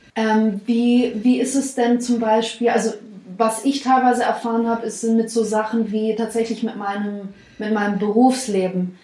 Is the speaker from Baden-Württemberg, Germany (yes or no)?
yes; Swabia, Baden-Württemberg, Germany